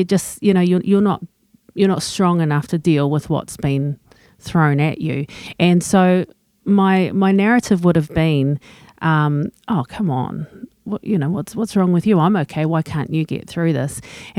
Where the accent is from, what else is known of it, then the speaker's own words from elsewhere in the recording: England, United Kingdom; So, you know, I'm English. I keep calm and carry on.